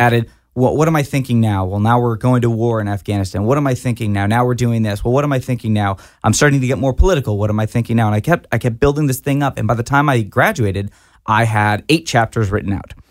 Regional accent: Fort Worth, Texas, United States; I grew up in Fort Worth, Texas

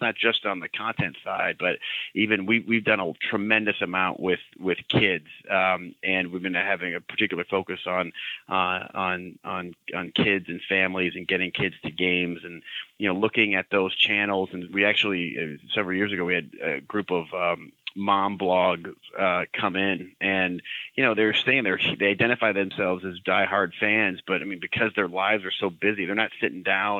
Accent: Cleveland, Ohio, United States; now in Boston, United States; I grew up in Cleveland

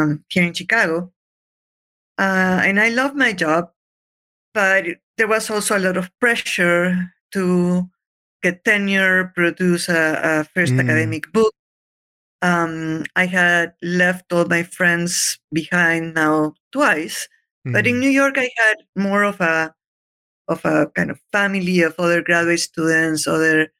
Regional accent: Lima, Peru; moved away; I'm Peruvian. I was born and raised in Lima.

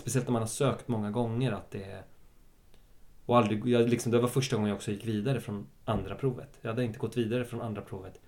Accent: Stockholm, Stockholm County, Sweden; jag är också uppväxt på Södermalm i en väldigt svensk skola

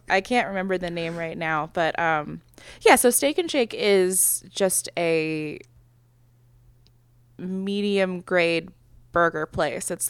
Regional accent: Midwest, United States; I'm from the Midwest

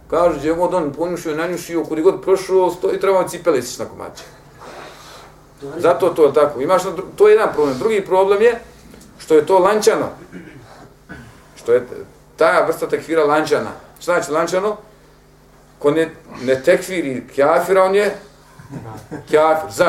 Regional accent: Bosnia & Herzegovina; kod nas u Bosni

